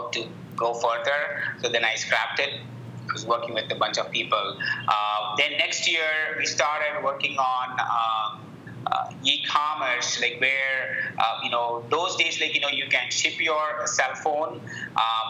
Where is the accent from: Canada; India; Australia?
India; moved away as an adult; also born or lived in Fargo, United States; now in Indianapolis, United States; I grew up in India, and then I came to the States 12 years back